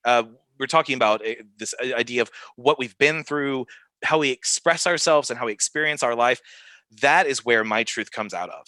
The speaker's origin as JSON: {"language": "English", "region": "the South", "country": "United States", "tie": "born or raised there", "said": "I grew up in the South"}